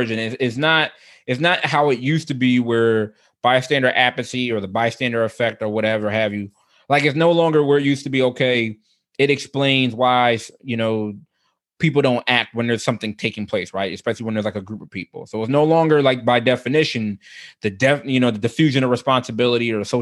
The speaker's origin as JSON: {"language": "English", "town": "Philadelphia", "region": "Pennsylvania", "country": "United States", "tie": "born or raised there", "said": "he grew up about 6-7 blocks away from the house that I grew up in. Like we're both from the Germantown section of Philadelphia."}